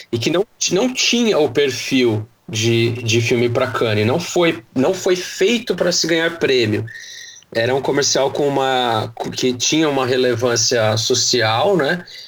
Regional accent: Santo André, São Paulo, Brazil; now in São Paulo, Brazil; Eu sou de Santo André, hoje eu moro em São Paulo.

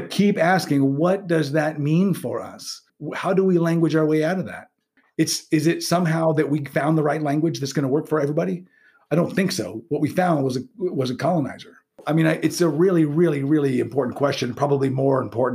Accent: United States; being living in a U.S. Society all my life and being educated in one

